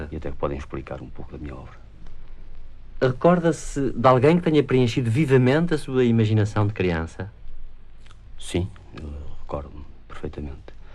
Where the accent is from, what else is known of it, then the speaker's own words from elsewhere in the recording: Vila Franca de Xira, Lisbon, Portugal; Nasci em Vila Franca de Xira.